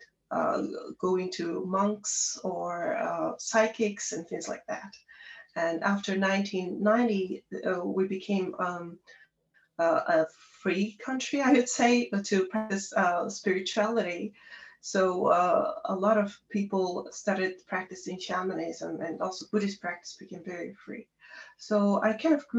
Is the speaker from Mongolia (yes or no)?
yes; Darkhan, Darkhan-Uul, Mongolia; moved away as an adult; also born or lived in Ulaanbaatar, Mongolia; I was born in Ulaanbaatar, the capital city of Mongolia. However, I grew up in Darhang, a smaller city in Mongolia.